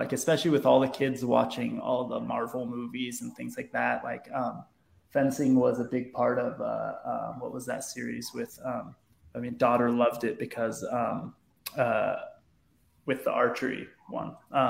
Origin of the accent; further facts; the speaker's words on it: Southern California, United States; I grew up in Southern California